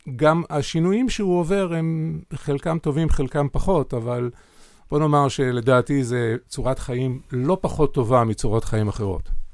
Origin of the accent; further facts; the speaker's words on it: Sa'ad, Southern District, Israel; אני בן קיבוץ, אה, בן קיבוץ סעד, קיבוץ דתי ב, בנגב הצפוני